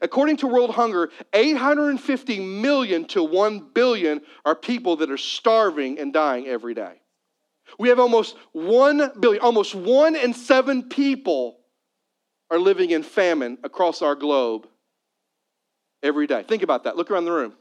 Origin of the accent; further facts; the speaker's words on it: Missouri, United States; I'm a Missouri boy. And so I grew up in Missouri